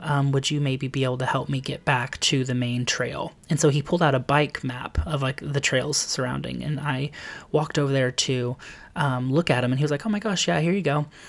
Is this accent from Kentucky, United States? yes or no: yes; Lexington, Kentucky, United States; now in New York City, United States; I am originally from Lexington, Kentucky. Um, I was adopted there at a very young age